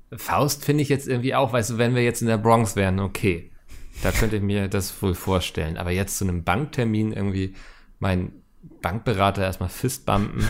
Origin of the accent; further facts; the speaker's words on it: Northern Germany, Germany; als Norddeutscher